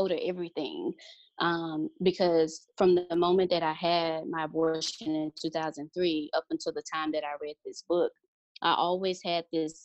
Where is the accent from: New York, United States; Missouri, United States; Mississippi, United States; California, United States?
Mississippi, United States; moved away; we're originally from Mississippi